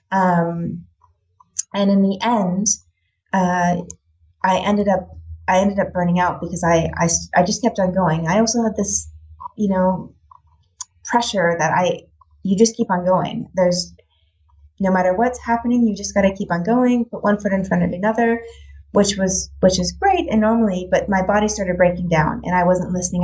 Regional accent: United States; moved away as an adult; now in Netherlands; I'm American, so I grew up on the standard American diet

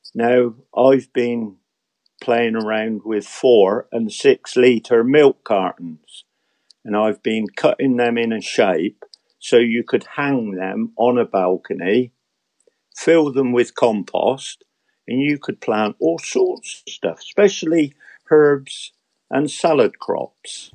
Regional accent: England, United Kingdom; an Englishman who loves his garden

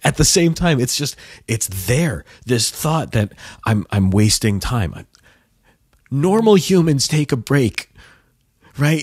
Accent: United States

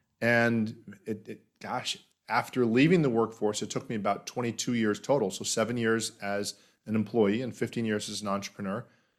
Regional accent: Florida, United States; I grew up in Florida, in the United States, and have enjoyed that.

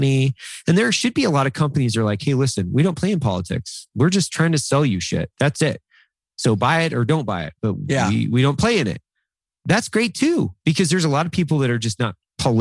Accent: Northern Idaho, United States; I grew up in Northern Idaho with basically nothing

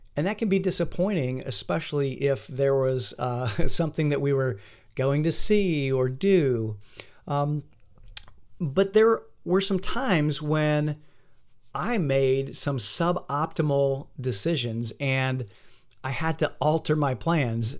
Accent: Fort Wayne, Indiana, United States; moved away; my hometown of Fort Wayne, Indiana

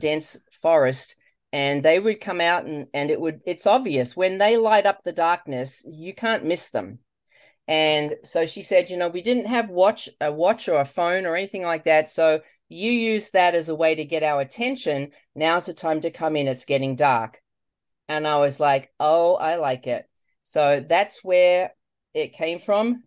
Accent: Australia; moved away as an adult; now in United States; You probably can't tell from my voice, um, that I'm from Australia, but I am.

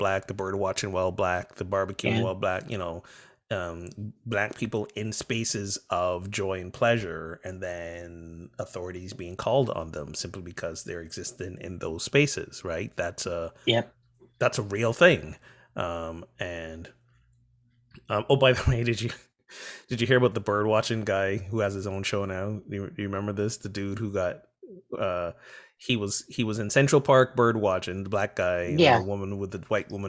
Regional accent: Barbados; I'm from Barbados

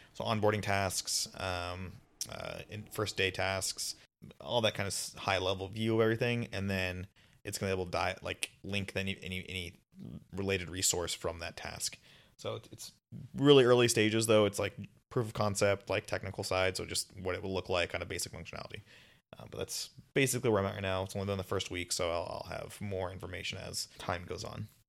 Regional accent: Las Vegas, Nevada, United States; moved away as an adult; now in Seattle, United States; I'm from Vegas

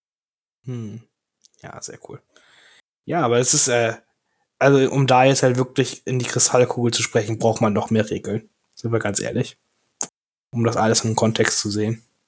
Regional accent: Germany; wir als Deutsche

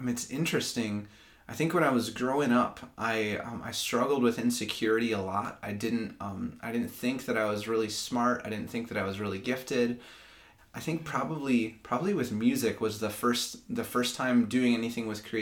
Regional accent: Grand Rapids, Michigan, United States; also born or lived in Lansing, Michigan; I'm from Grand Rapids, Michigan, grew up there, and then I moved to Lansing in 2012 for school

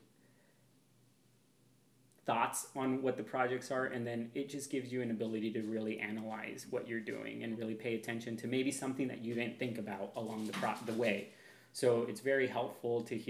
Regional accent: Pacific Northwest, United States; also born or lived in Seattle, Washington; now in Cathlamet, United States; I'm from the Pacific Northwest

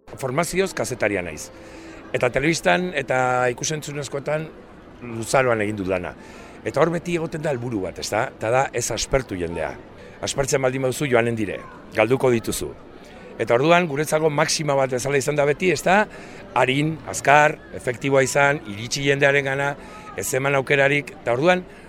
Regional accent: Arrasate, Basque Country, Spain; also born or lived in Oregon, United States; now in Elgeta, Spain; jaiotzez, estatu batu arra naiz, oregonen jaio nintzen, baina txikitxikitatik e, amarekin ja Euskal Herri datorri nintzen, eta berez, nire buzua arrasatearra kontsidatzen dut, antxe pasatu nuen aurtzaroa eta gaztaroa

